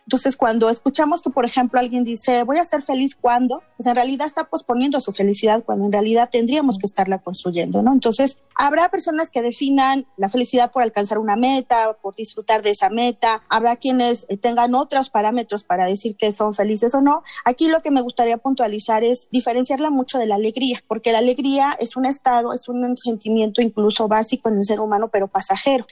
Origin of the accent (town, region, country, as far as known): Mexico